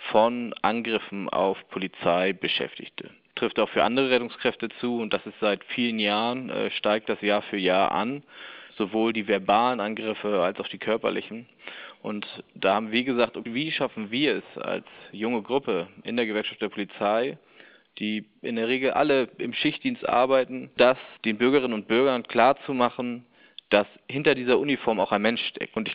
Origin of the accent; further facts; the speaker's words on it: Hamburg, Germany; Da kann ich als Hamburger zum Beispiel sagen, die Vergnügungsmeile St. Pauli, die Reeperbahn